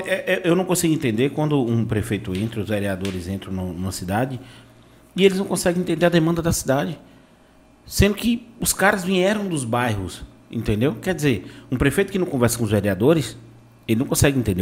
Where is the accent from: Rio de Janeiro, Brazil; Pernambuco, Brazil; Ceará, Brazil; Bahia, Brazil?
Bahia, Brazil; Vitória da Conquista; also born or lived in Salvador; now in Itabuna, Brazil; eu sou de Conquista, depois fui morar em Salvador e vim pra cá pra Itabuna